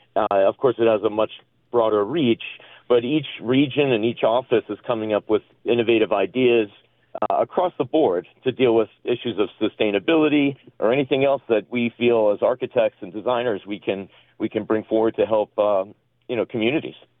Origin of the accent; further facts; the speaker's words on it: East Coast, United States; now in Las Vegas, United States; I'm from the East Coast